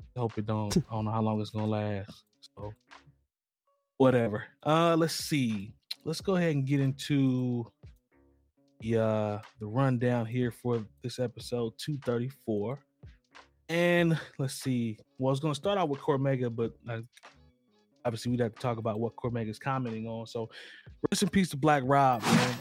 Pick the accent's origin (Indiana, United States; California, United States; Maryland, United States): Indiana, United States; growing up in Indiana